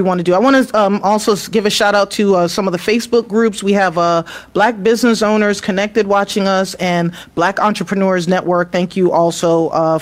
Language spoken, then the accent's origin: English; New York City, New York, United States; also born or lived in Queens, New York; now in Atlanta, United States; I grew up in New York City. I lived in the Bronx for the first 10 years of my life